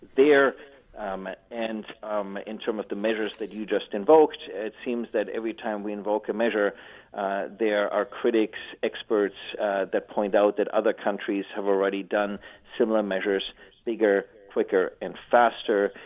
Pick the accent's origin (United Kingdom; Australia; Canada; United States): Canada; as we like to do as Canadian as Canadians